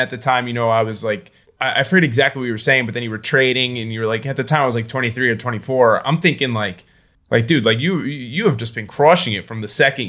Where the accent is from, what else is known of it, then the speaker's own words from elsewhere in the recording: Florida, United States; I'm a Floridian.